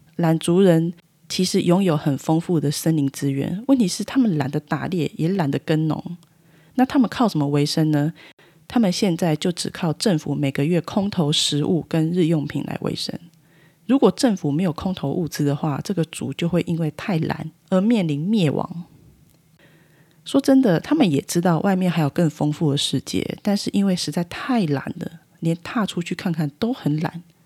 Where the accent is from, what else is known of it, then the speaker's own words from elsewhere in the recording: Taiwan; 我们台湾人民